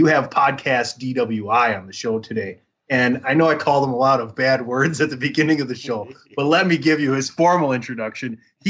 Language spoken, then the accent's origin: English; Wisconsin, United States; I'm from Wisconsin